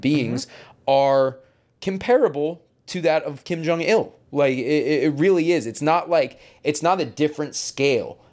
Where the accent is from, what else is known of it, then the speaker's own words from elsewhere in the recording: United States; being American